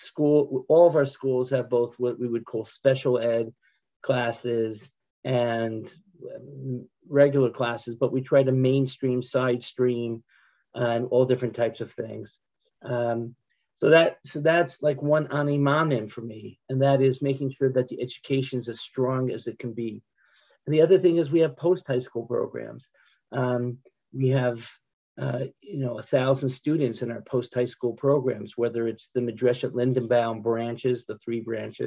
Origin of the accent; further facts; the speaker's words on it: United States; moved away as an adult; now in Israel; I'm an American who made Aliyah.